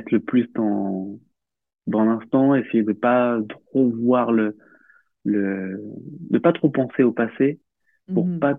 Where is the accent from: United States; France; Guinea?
France; Réunion; Alors j'ai grandi à la Réunion, à